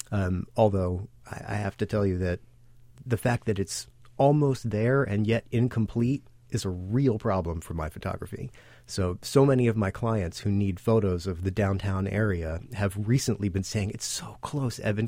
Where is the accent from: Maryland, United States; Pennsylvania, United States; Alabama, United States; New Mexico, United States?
Maryland, United States; Baltimore; moved away as an adult; now in New York, United States; I'm originally from Baltimore